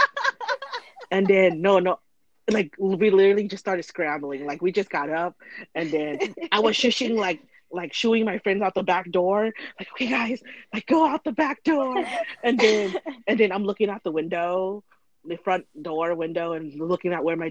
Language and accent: English; Thailand; I'm from Thailand